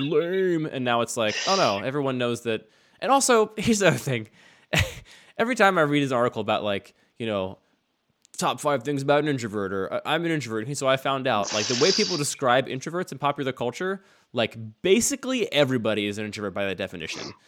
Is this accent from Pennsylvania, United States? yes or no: yes; outside of Philadelphia, Pennsylvania, United States; I grew up outside of Philadelphia